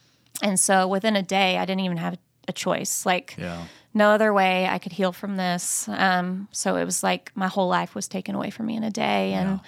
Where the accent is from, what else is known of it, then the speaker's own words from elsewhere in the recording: Tyler, Texas, United States; actually a West Texas girl. So born and raised close to this area. And like Brett said … I am from Tyler, Texas.